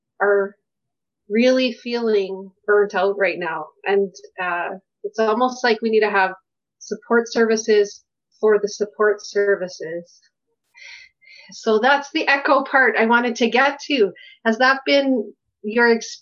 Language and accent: English; Kensington Community League, Alberta, Canada; I grew up in Kensington Community League